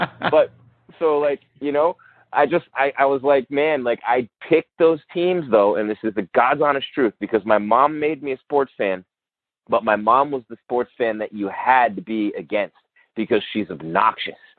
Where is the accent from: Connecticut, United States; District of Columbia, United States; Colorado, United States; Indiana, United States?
Connecticut, United States; moved away as an adult; also born or lived in Miami; I'm from Connecticut, um, and a lifelong UConn fan